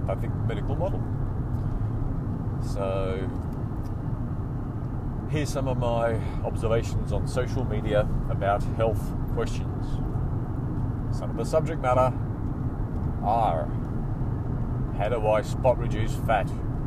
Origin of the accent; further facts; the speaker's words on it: Australia; I represented Australia in triathlon in 1999